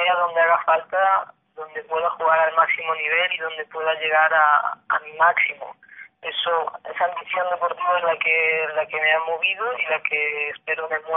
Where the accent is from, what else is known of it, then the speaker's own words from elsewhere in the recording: Galicia, Spain; moved away as an adult; also born or lived in Zaragoza / Barcelona / United States; now in Sweden; como buena gallega tengo mucha morriña.